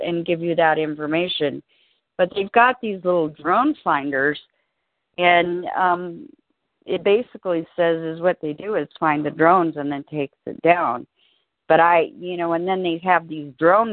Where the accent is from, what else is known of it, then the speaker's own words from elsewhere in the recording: Alaska, United States; now in Colorado, United States; I grew up in Alaska